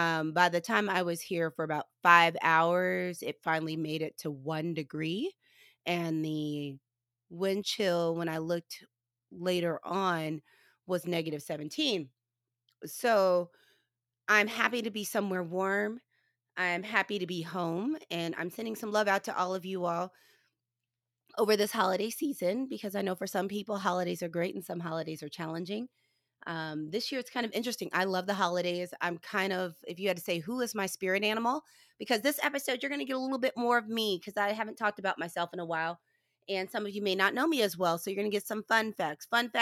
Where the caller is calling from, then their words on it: St. Louis, Missouri, United States; I will let you know I am recording from St. Louis, Missouri.